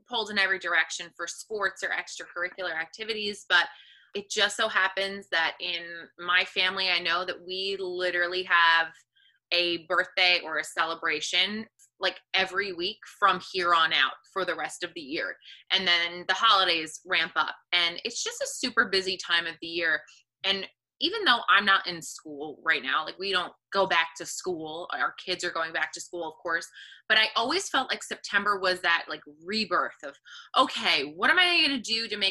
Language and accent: English; New York metropolitan area, United States; we are from the New York, New Jersey area